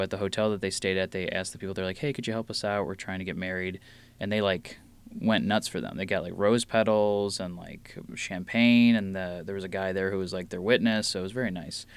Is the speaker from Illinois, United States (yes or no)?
yes; Frankfort, Illinois, United States; also born or lived in Blue Island, Illinois / Chicago; I grew up in the southwest suburbs of Frankfort, Illinois, and then went to college at Columbia, Chicago.